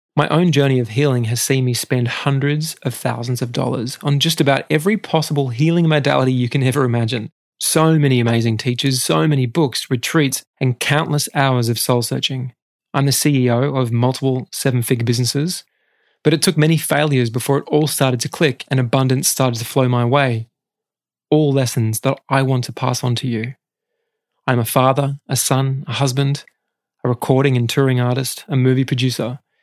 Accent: Australia; most Australian teenagers

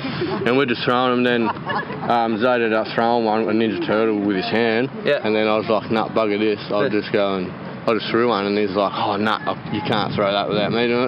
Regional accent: Wynyard, Tasmania, Australia; my hometown, Wynyard

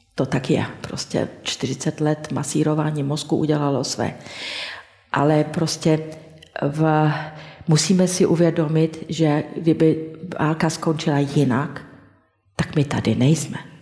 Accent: Banská Štiavnica, Banská Bystrica Region, Slovakia; V mém rodném městě Banské Šťavnici

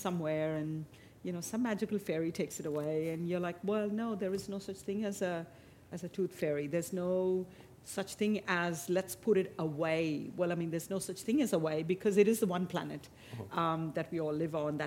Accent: Mumbai, Maharashtra, India; now in Australia; growing up in Mumbai, in India

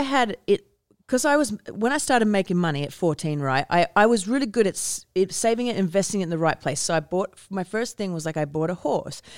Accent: Australia; moved away; growing up in Australia

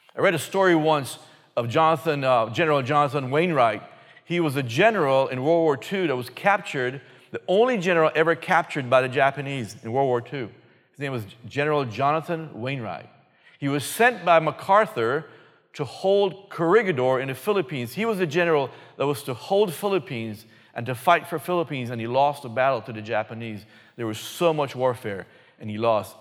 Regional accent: Belize; moved away; originally, me and my wife from a little country called Belize, previously known as British Honduras

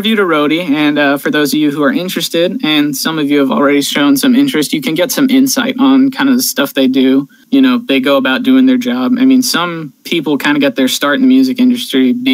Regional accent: California, United States; my home state of California

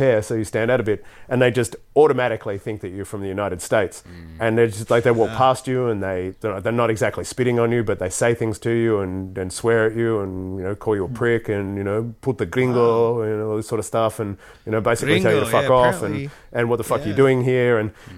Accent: Australia; I was from Australia

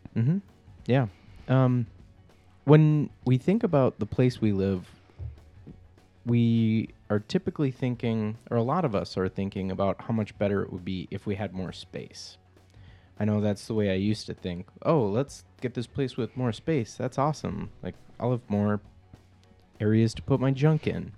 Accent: Minnesota, United States; I'm from Minnesota.

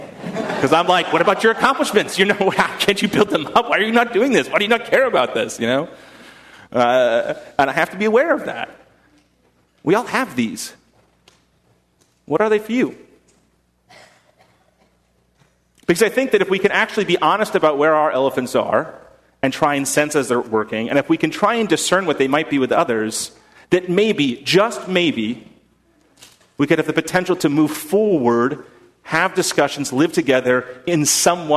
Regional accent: United States; I am as American to the core

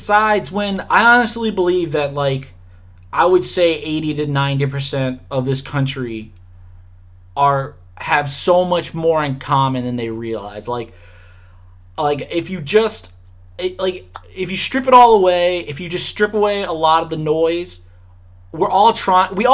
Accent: Louisiana, United States; growing up in Louisiana

